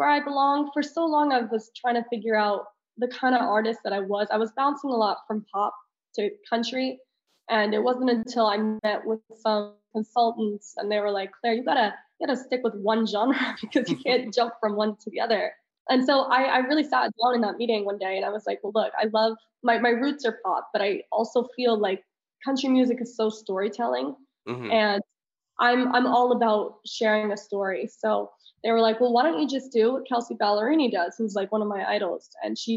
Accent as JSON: {"language": "English", "country": "Italy", "tie": "born or raised there", "moved": "yes", "said": "I'm very international. I grew up in Italy"}